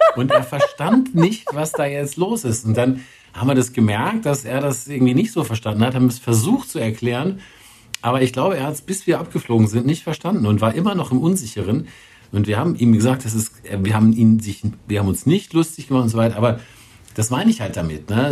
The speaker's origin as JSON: {"language": "German", "country": "Germany", "said": "als Deutscher"}